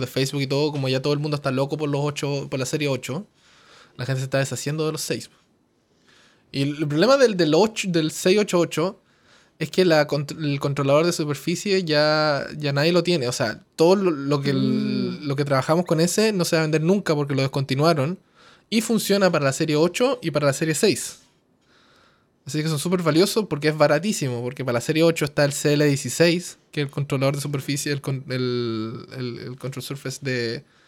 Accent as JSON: {"language": "Spanish", "town": "Coyhaique", "region": "Aysén", "country": "Chile", "moved": "yes", "said": "yo no soy de Santiago, yo soy de Coyhaique"}